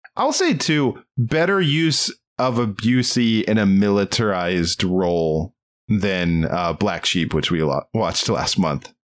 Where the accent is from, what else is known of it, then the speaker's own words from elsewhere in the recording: Maryland, United States; we're from Maryland, or I'm from Maryland